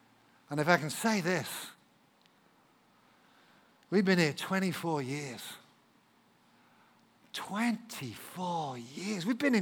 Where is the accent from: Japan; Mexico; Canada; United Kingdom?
United Kingdom; England; an Englishman, because I am English